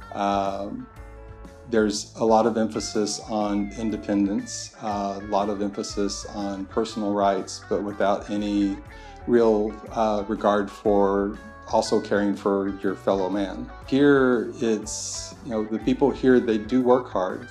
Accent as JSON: {"language": "English", "region": "Texas", "country": "United States", "moved": "as an adult", "lives_now": "Braga, Portugal", "said": "I'm from Texas"}